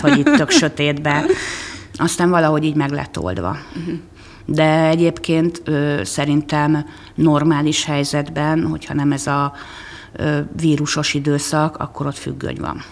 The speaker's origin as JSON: {"language": "Hungarian", "town": "Székesfehérvár", "region": "Fejér", "country": "Hungary", "tie": "born or raised there", "said": "Sokat megyek azon a lakótelepen, ahol én fölnőttem"}